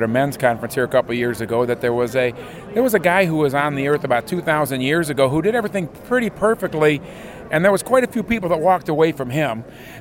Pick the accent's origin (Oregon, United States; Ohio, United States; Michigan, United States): Ohio, United States; Holland; from Holland